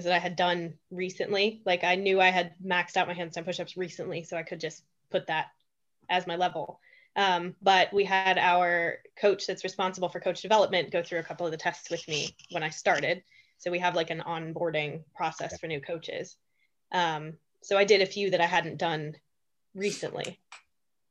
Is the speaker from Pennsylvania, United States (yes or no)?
yes; Pennsylvania, United States; now in Sweden; I'm from Pennsylvania